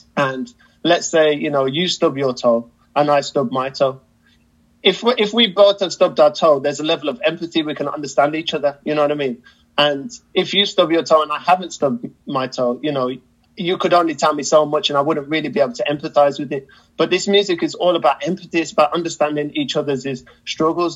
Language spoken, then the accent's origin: English; United Kingdom; as a British person